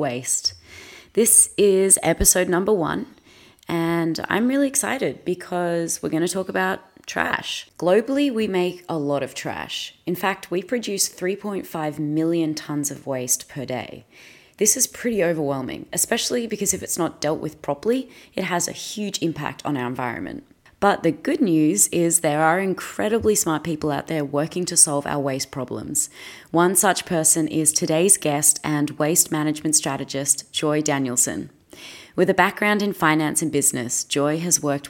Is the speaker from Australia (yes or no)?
yes; Australia; I'm an Aussie actress